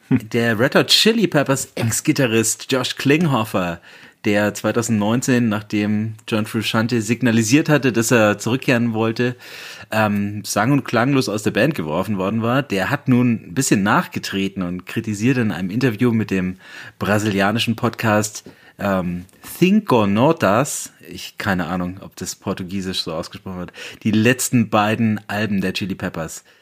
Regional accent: Bamberg, Bavaria, Germany; aus meiner Heimatstadt Bamberg

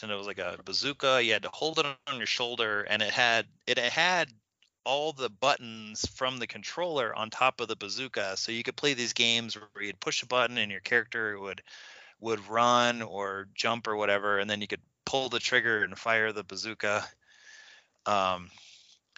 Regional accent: Kansas, United States; I grew up in Kansas where, you know, hunting was a real thing.

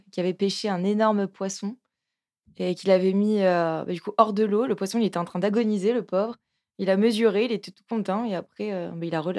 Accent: the South, southern France, France; accent: southern; now in Lyon, France; Quand je parle du Sud, je sens que mon accent

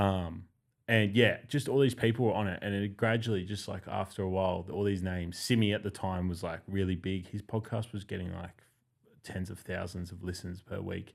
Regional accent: Winmalee, New South Wales, Australia; I'm not actually from Western Sydney, I'm from the bush, but when you're growing up in Wimberley, like, you're in Penrith more often than you're at home.

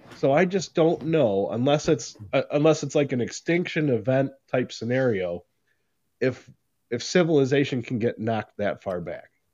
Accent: United States; as an American

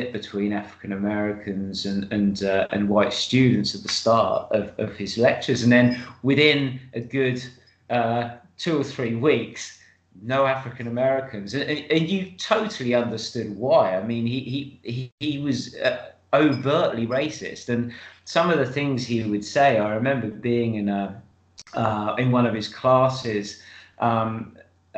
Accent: United Kingdom; being British

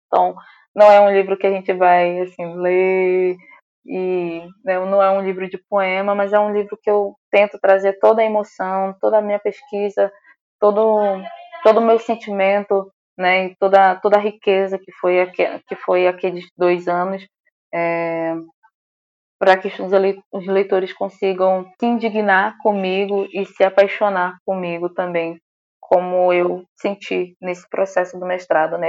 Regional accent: Santa Isabel do Pará, Pará, Brazil; moved away; na cidade de, de onde eu vim, que é Santa Isabel do Pará, eu estou aqui, né? Eu vim visitar minha família.

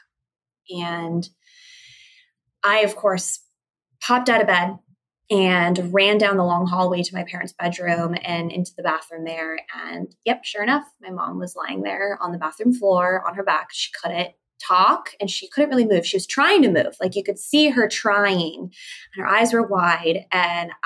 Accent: San Diego, California, United States; I grew up with my parents in San Diego

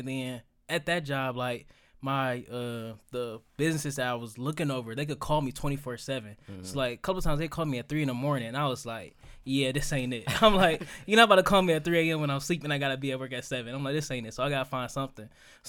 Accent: Detroit, Michigan, United States; You know, I'm from the east side of Detroit. You know, I'm from Marang, it's 7 miles. They ain't teaching none of that over there.

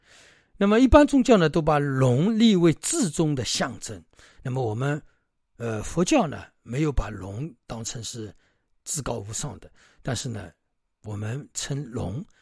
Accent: China; 所以呢，我们中国人自古传承当中都有龙的传人。那么当然，这个里面我们中国人自然有龙的精神、龙的法力、龙的本事在里面，所以把它称为龙的传人。

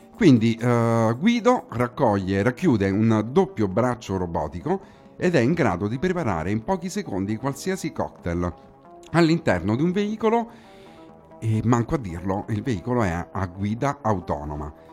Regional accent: Rome, Lazio, Italy; qui in studio a Roma, come si dice qui dalle nostre parti

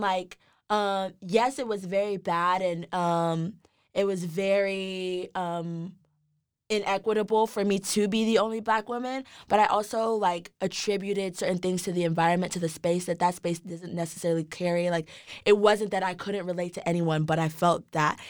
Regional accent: Dallas, Texas, United States; also born or lived in Nigeria; now in Austin, United States; I was born in Nigeria. I came to the States when I was About three, I grew up in Dallas, Texas.

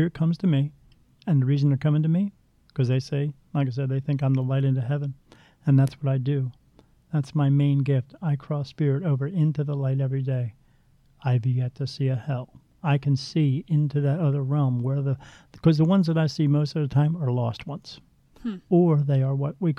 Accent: Ireland; I'm Irish.

